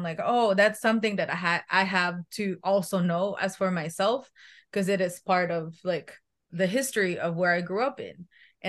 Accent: Philippines; moved away; I grew up in the Philippines.

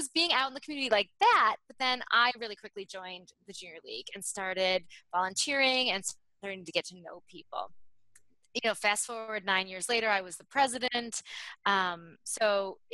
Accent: Michigan, United States; also born or lived in New York / Chicago; now in New Jersey, United States; I grew up in Michigan

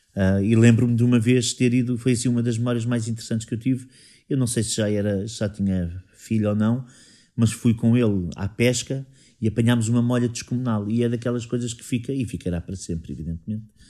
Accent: Sintra, Lisbon, Portugal; eu sou saloio, tenho. As únicas costelas que eu não tenho de Sintra são dos meus pais.

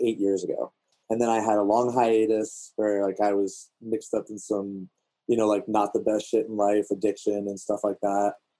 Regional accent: DC, Virginia, United States; moved away as an adult; also born or lived in Washington, D.C. / Maryland; now in Montana, United States; I'm originally from DC, uh, Virginia area

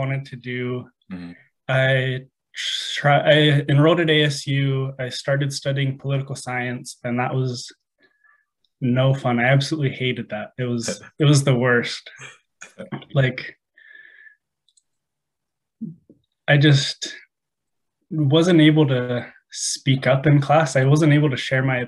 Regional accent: Phoenix, Arizona, United States; So I'm from Arizona, the Phoenix area, lived here pretty much my whole life.

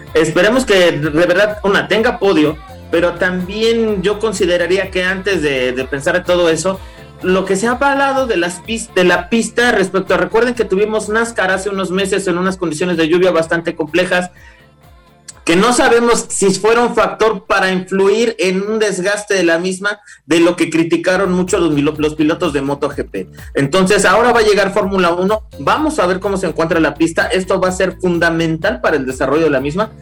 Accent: Mexico; como mexicano

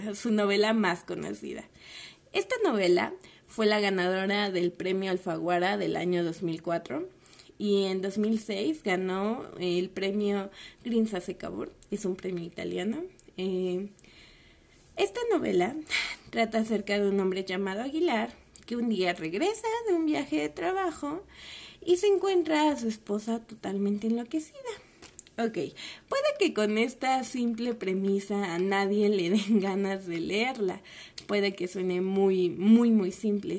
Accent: Mexico; en un país como el nuestro

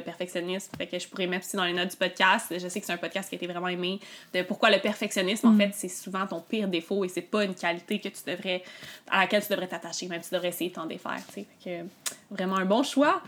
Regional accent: Quebec, Canada; also born or lived in Montreal; je suis une Québécoise, puis je suis née au Québec

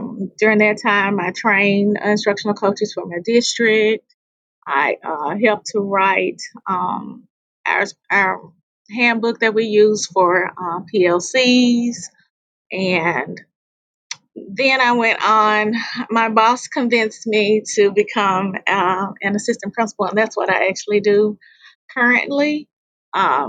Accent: Memphis, Tennessee, United States; I'm a native Memphian. I'm from Memphis, Tennessee. This is my 23rd year in education. I grew up in the historic Orange Mound community

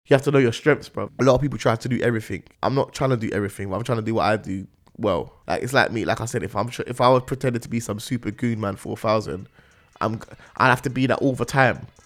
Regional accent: London, United Kingdom; I'm from Northwest

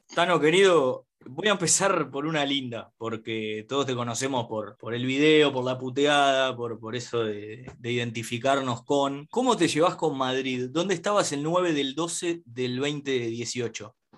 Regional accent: Uruguay; como uruguayo

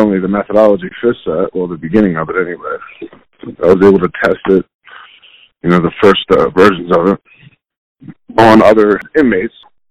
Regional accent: Chester, Pennsylvania, United States; I was born in Delaware County, Pennsylvania, which is, it's on the outskirts of Philadelphia. I lived in a city called Chester

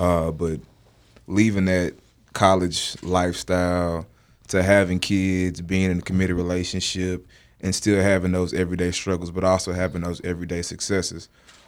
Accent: Dallas, Texas, United States; I am from Dallas, the great state of Texas.

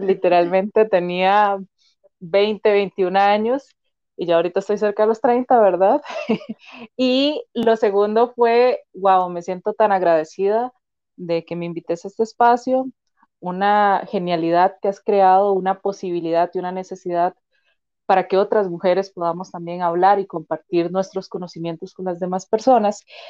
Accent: Turrialba, Cartago, Costa Rica; also born or lived in Limón; yo nací en Limón, pero yo no crecí en Limón, crecí en Cartago, ¿verdad? En Turrialba principalmente

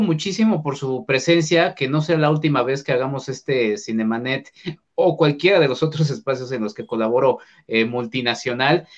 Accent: Mexico; aquí me asumo como mexicano

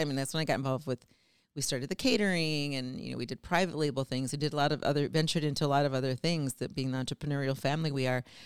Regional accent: Saint Paul, Minnesota, United States; born and raised in Saint Paul

